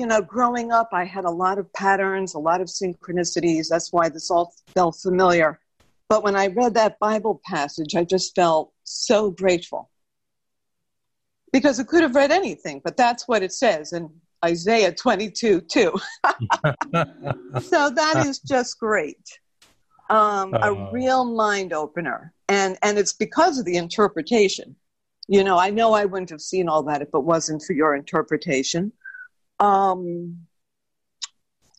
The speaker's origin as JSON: {"language": "English", "town": "New York City", "region": "New York", "country": "United States", "said": "I'm from New York City and I was a dancer"}